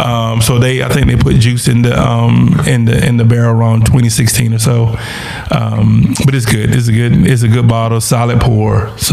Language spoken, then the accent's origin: English; South Carolina, United States; growing up in South Carolina, right? South Carolina.